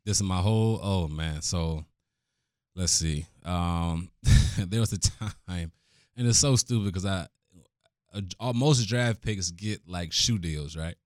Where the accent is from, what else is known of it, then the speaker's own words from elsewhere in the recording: Cleveland, Ohio, United States; Born and raised in Cleveland, oldest of six kids